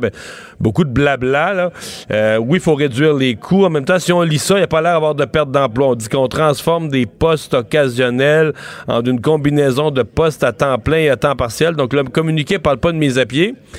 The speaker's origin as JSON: {"language": "French", "town": "Rivière-du-Loup", "region": "Quebec", "country": "Canada", "said": "je viens de Rivière-du-Loup"}